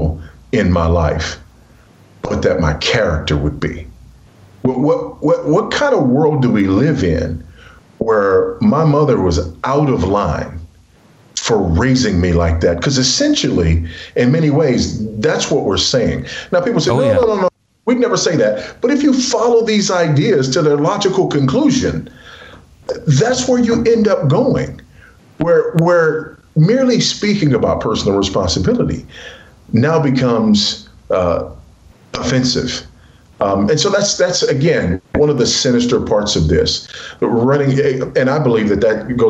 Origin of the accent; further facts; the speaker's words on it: Los Angeles, California, United States; moved away as an adult; I was raised in South Central Los Angeles by a single teenage mother